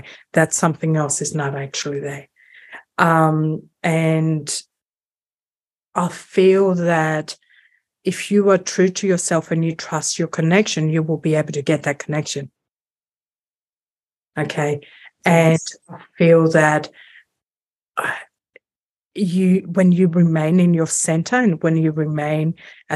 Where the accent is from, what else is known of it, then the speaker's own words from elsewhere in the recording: Greece; I'm from Greece